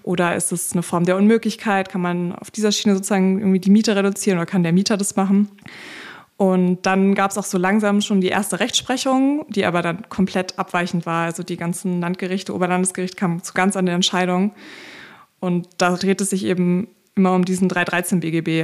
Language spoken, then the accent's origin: German; Berlin, Germany; ich komme aus Berlin, bin auch immer noch ja. in Berlin